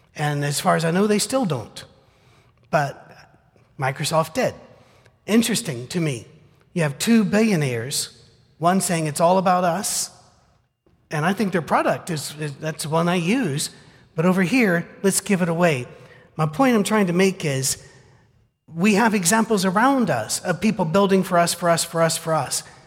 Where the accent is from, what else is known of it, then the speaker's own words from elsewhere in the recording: United Kingdom; moved away; I'm British.